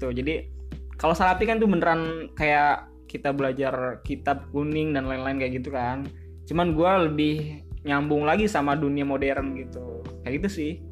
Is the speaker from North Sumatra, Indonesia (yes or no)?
no; Pandeglang, Banten, Indonesia; Dan gue berasal dari Pandeglang, Banten.